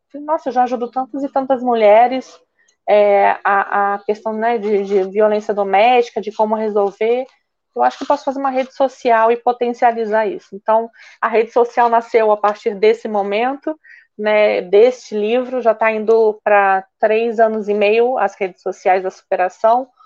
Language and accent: Portuguese; Curitiba, Paraná, Brazil; moved away as an adult; now in Niterói, Brazil; eu sou natural de Curitiba